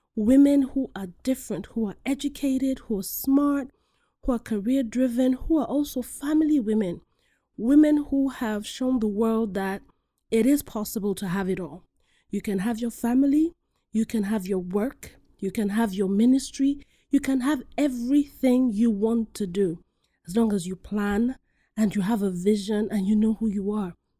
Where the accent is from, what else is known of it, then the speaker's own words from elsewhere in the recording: Nigeria; I'm Nigerian, I'm not Kenyan, but I'm African.